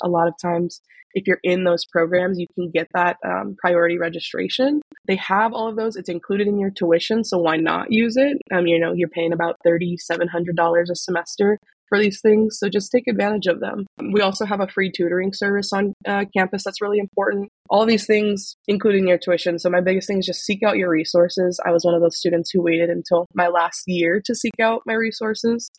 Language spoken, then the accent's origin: English; Sacramento, California, United States; I'm from Sacramento